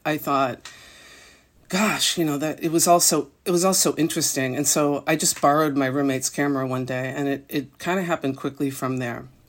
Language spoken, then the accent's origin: English; Massachusetts, United States; moved away; also born or lived in New York City; I grew up in a small town in Massachusetts